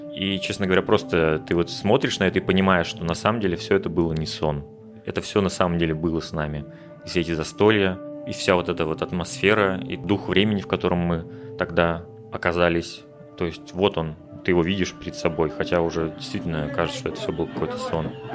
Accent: Russia; moved away as an adult; каждый год, который я встречал не у себя на родине

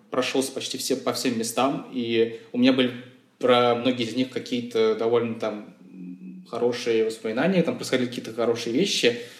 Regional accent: Moscow, Russia; потому что я, например, вырос в Чертаново, да, тоже э, место довольно странное

